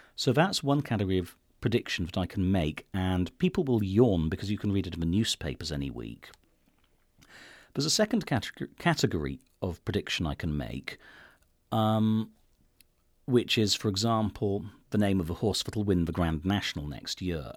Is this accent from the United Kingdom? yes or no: yes; United Kingdom; I'm British